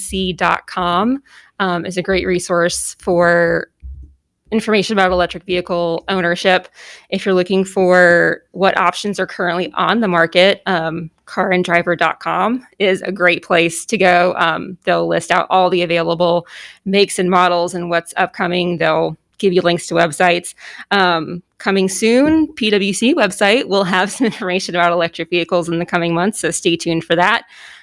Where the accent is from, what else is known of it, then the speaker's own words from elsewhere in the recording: Boston, Massachusetts, United States; I'm originally from Boston, so.